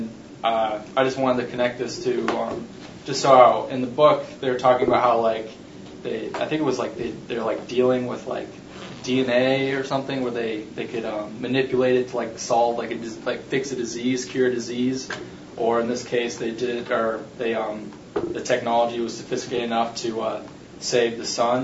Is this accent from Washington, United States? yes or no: yes; Seattle, Washington, United States; I'm from Seattle.